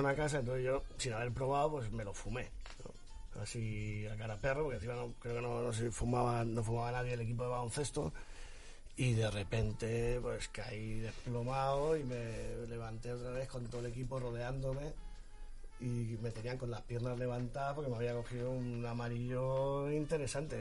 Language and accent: Spanish; Pinoso, Valencian Community, Spain; Mi pueblo es Pinoso.